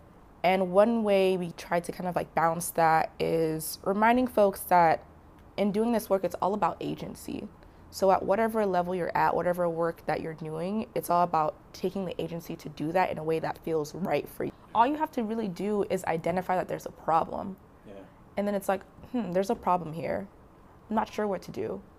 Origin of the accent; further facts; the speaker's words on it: Nigeria; So I identify as a Black woman. Mm-hmm. And I am Nigerian